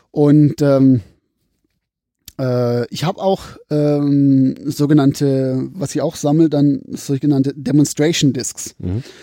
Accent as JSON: {"language": "German", "town": "Pforzheim", "region": "Baden-Württemberg", "country": "Germany", "accent": "Pforzheimerisch"}